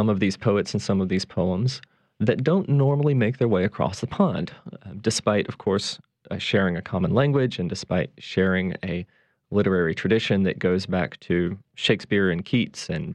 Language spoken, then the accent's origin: English; Mississippi, United States; also born or lived in Edinburgh, Scotland / Cambridge, England; now in New Orleans, United States; I was born and raised in Mississippi, but live now and have for many years here in the Crescent City